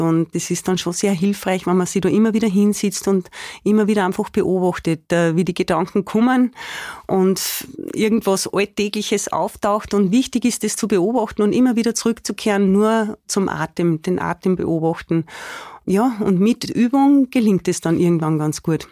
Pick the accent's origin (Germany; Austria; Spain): Austria; Spital am Pyhrn, Upper Austria; now in Attersee, Austria; Spital am Büren, das ist so meine Heimatgemeinde, wo ich auch aufgewachsen bin